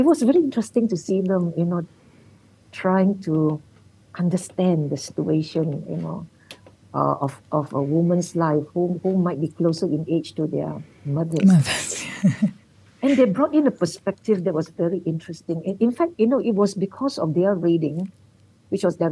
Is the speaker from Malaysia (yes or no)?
yes; Malacca, Malaysia; Malacca, where I come from